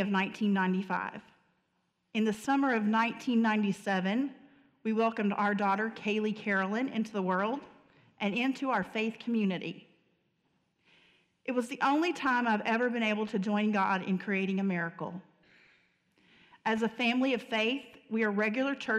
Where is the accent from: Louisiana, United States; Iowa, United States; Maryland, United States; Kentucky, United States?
Kentucky, United States; Murray; I grew up in Murray, Kentucky